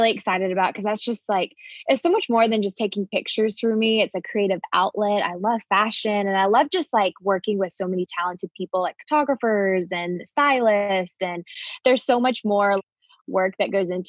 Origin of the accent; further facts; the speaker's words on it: the South, United States; growing up in the South